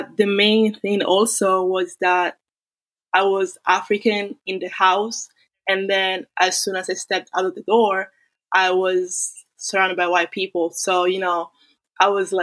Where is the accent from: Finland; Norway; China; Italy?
Italy; moved away as an adult; also born or lived in Florida State University; now in United States; I was born in Italy, but my parents are Nigerian, so I'm a Black Italian